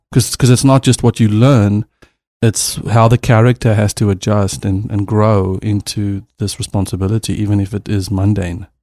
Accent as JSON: {"language": "English", "country": "South Africa", "moved": "yes", "lives_now": "Los Angeles, United States", "said": "I'm a South African"}